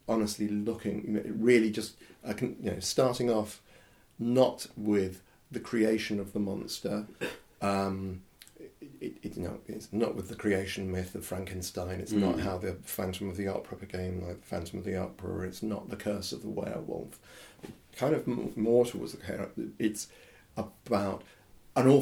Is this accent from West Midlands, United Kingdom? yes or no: no; Horsham, South East England, United Kingdom; I grew up in London, in Horsham